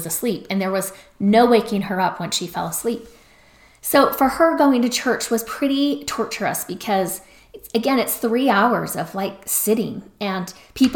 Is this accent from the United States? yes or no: yes; Salt Lake City, Utah, United States; I was from Salt Lake City, Utah